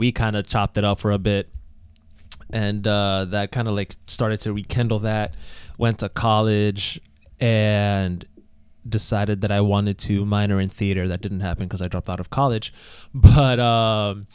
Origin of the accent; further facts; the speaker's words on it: Providence, Rhode Island, United States; also born or lived in New Jersey; I was born in New Jersey, but I always joke around and say that doesn't count because we moved to Rhode Island when I was four. So I don't remember New Jersey. So pretty much a Providence kid through and through.